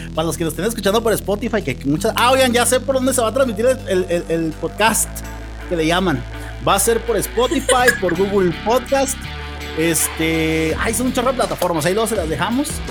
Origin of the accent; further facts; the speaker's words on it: Mexico; como mexicanos